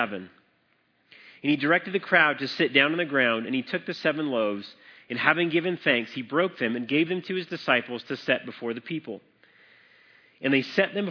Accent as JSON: {"language": "English", "region": "Colorado", "country": "United States", "tie": "born or raised there", "said": "I grew up in Colorado"}